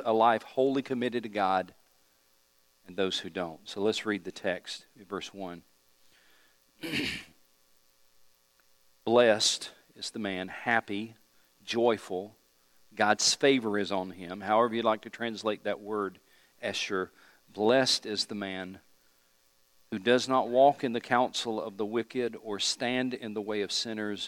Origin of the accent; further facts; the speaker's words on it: East Tennessee, United States; where I grew up in East Tennessee